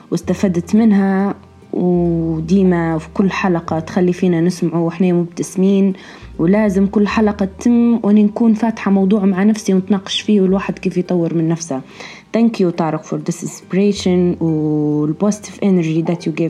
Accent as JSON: {"language": "Arabic", "country": "Tunisia", "said": "بالرغم اللي أنا مش ليبية أنا تونسية"}